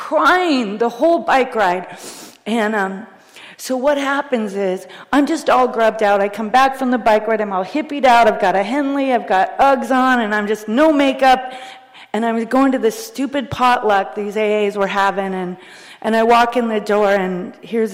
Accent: Bellingham, Washington, United States; I'm from Bellingham, Washington.

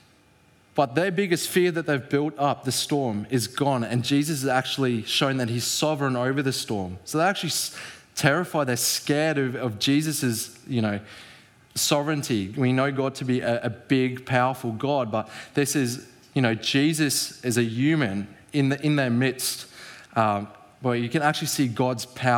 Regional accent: South Africa; as a South African, our language is quite similar

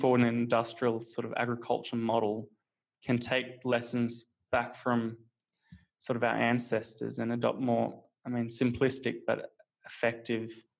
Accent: Australia; growing up in Australia

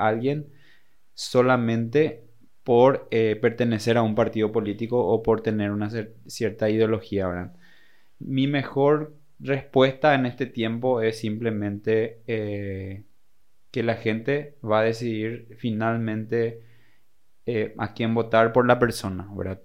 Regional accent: Paraguay; now in Encarnación, Paraguay; ser buenos paraguayos

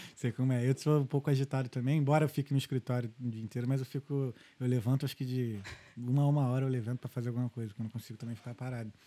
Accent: Rio de Janeiro, Brazil; moved away as an adult; now in Ireland; a gente cresceu no Rio, eu e meus irmãos, a gente cresceu no Rio

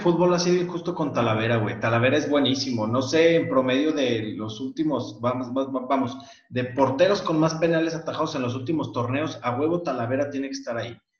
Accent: Aguascalientes, Mexico; yo que soy de Aguascalientes

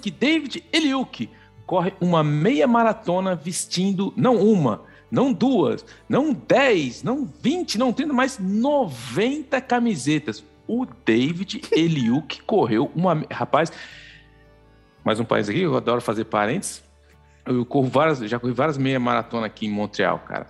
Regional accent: São Paulo, Brazil; moved away as an adult; now in Canada; eu vim de Itaquera, é, eu sou, a gente veio lá do fundo da Zona Leste, família de quatro

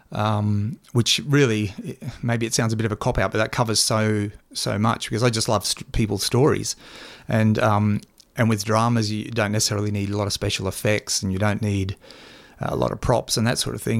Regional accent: Toowoomba, Queensland, Australia; we, we grew up in Toowoomba

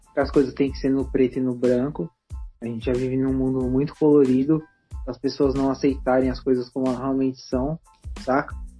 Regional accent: CDHU, São Paulo, Brazil; lá do CDHU, onde eu cresci

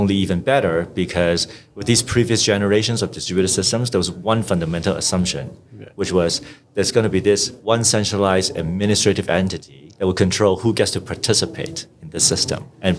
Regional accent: Hong Kong; also born or lived in Vancouver, Canada; So I grew up in Hong Kong and Vancouver and studied electrical engineering and computer science at UBC in Vancouver.

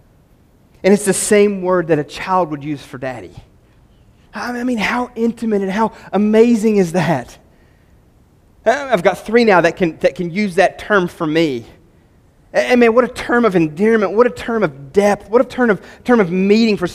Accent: West Virginia, United States

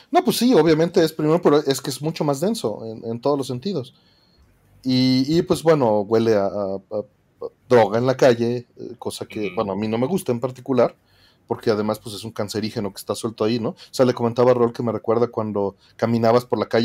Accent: Mexico City, Mexico; vengo de la Ciudad de México

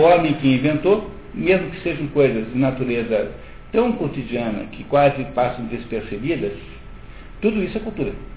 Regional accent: Brazil

